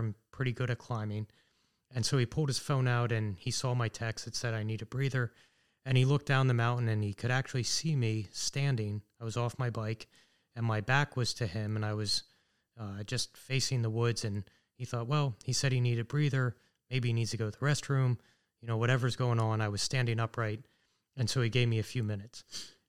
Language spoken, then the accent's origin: English; Sunbury, Pennsylvania, United States; also born or lived in Washington, D.C.; I grew up in Sunbury, which is just about a half hour here from Danville. So I'm pretty much a local guy